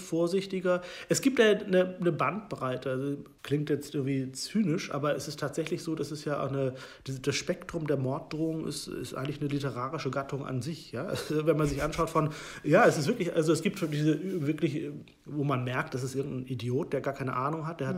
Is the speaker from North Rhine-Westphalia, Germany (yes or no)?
no; Hollern-Twielenfleth, Lower Saxony, Germany; Ich bin in einem Dorf in Norddeutschland groß geworden